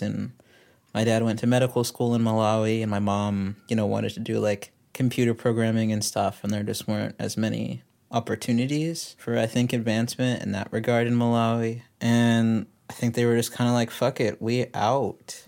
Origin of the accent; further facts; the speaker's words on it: Texas, United States; I'm from Texas, but I, I, like, I don't really feel super Texan, but I also kinda